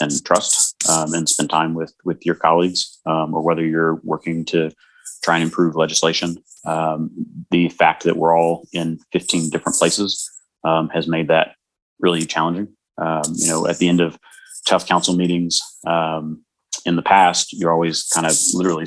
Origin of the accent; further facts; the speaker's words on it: Atlanta, Georgia, United States; I'm born and raised in Atlanta. I came up through Atlanta Public Schools